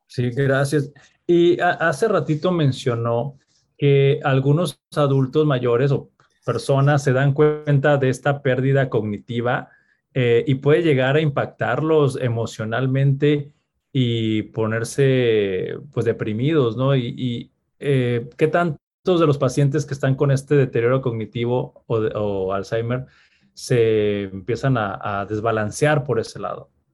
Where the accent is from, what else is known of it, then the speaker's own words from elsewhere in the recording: Mexico; como sociedad mexicana